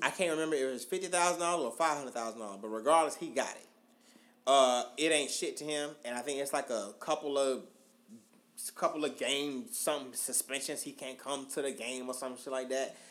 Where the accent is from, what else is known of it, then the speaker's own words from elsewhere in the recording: Augusta, United States; I'm from Augusta